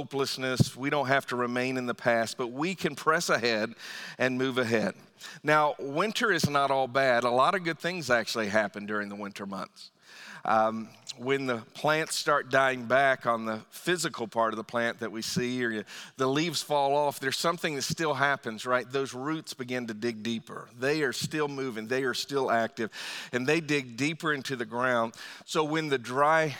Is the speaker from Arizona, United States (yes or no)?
no; Northern Virginia, United States; also born or lived in Lorton, Virginia; now in Fredericksburg, United States; I grew up in Northern Virginia and moved a little bit further south into Lorton and eventually down here to Fredericksburg. But I've always lived in Virginia